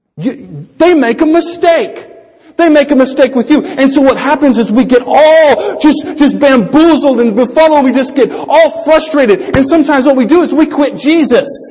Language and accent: English; Louisiana, United States; growing up in Louisiana from when I was uh, 10 until 18